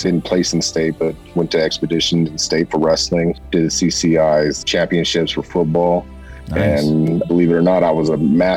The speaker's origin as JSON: {"language": "English", "town": "Stockton", "region": "California", "country": "United States", "tie": "born or raised there", "said": "I grew up in Stockton, California"}